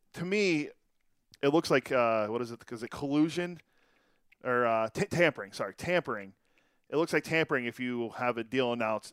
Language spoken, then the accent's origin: English; Pittsburgh, Pennsylvania, United States; I grew up in Pittsburgh